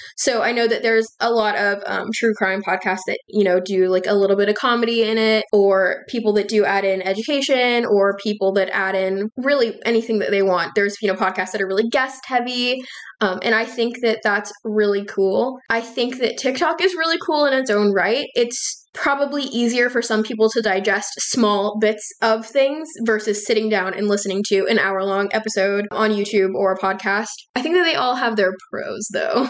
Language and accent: English; Texas, United States; now in North Carolina, United States; I'm originally from Texas, um, but I live in North Carolina now